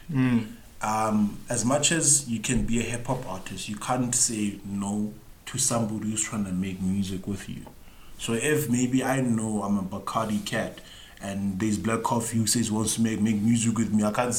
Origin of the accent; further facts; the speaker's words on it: South Africa; us as South African